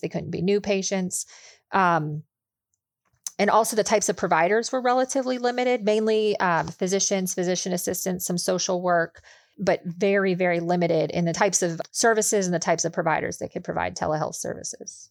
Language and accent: English; Pittsburgh, Pennsylvania, United States; also born or lived in Charlotte, North Carolina; now in Indianapolis, United States; I grew up outside of Pittsburgh, Pennsylvania